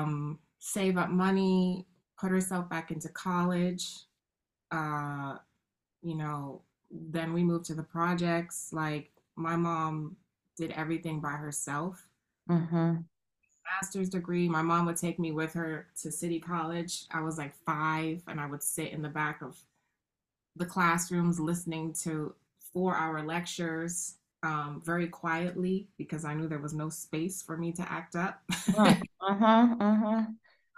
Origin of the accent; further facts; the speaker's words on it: New York City, New York, United States; I grew up in the South Bronx in the 80s